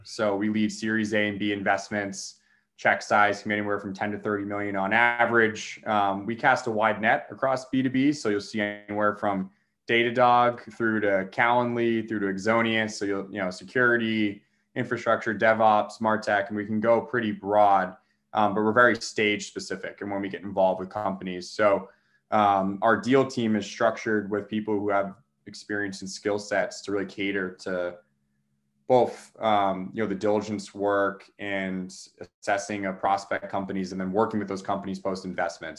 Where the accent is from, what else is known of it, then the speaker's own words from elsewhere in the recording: Boston, Massachusetts, United States; also born or lived in New York; I'm from the Boston area